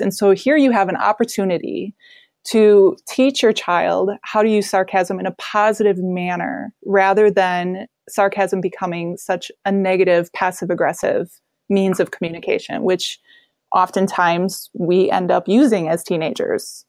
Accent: Wisconsin, United States; also born or lived in Colorado; I'm from Wisconsin

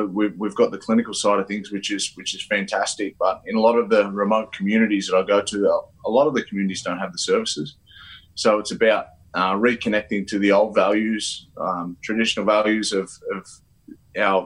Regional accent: Wagga Wagga, New South Wales, Australia; also born or lived in Cowra / Sydney; now in Dubbo, Australia; I grew up I was born in Cowra, but grew up in Wagga before I moved to Sydney as a 17-year-old

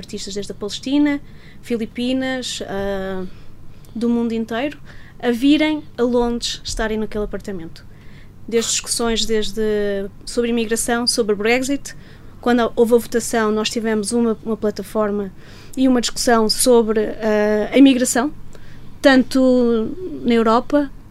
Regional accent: South Africa; now in Portugal; Vim da África do Sul para Portugal.

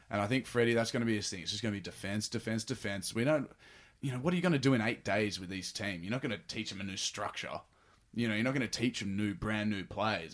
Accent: Sydney, New South Wales, Australia; moved away as an adult; now in Los Angeles, United States; I was born in Freshwater, in Manly Hospital, and grew up in Freshwater

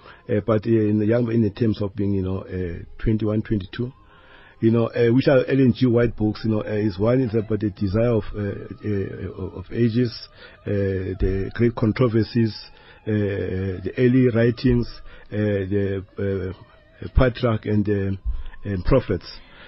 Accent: Alexandra, Gauteng, South Africa; So, where I grew up in Alexandra Township, you know, if you go there and ask my history, there are a lot of gangsters in Alexandra.

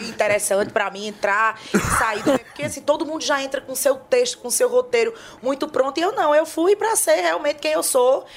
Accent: Northeast Region, Brazil; Nós que somos nordestinos

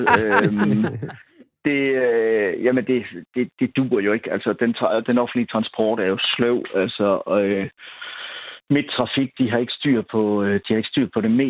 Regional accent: Aarhus, Central Denmark Region, Denmark; jeg er fuldblods aarhusianer

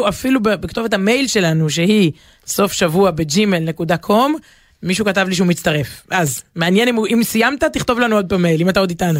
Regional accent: Jerusalem, Jerusalem District, Israel; אנחנו מדברים כירושלמים

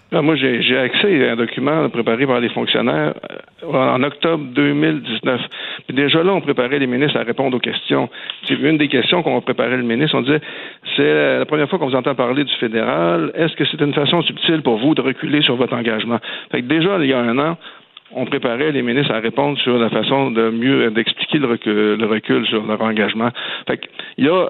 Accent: rural Quebec village, Canada; dans mon village natal

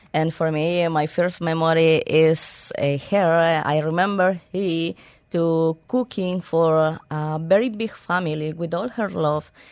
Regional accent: Peru; now in Dubai, United Arab Emirates

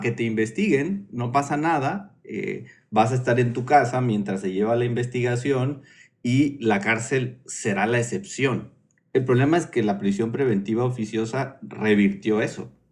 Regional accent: Oaxaca, Mexico; Soy oaxaqueño

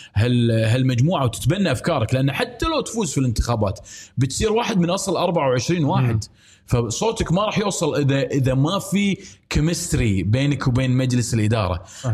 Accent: Kuwait; انا مواطن كويتي

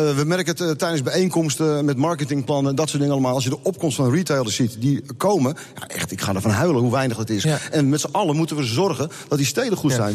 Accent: West Friesland, North Holland, Netherlands; wij komen uit West-Friesland

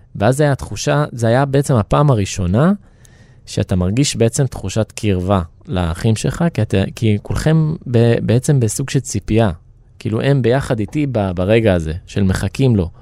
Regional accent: Rehovot, Central District, Israel; אני מאומץ מהארץ, נולדתי ברחובות

